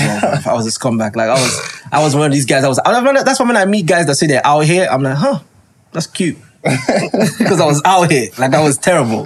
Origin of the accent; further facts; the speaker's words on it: Lagos, Nigeria; moved away; I'm a Nigerian guy and I was brought up in Nigeria. I grew up in VI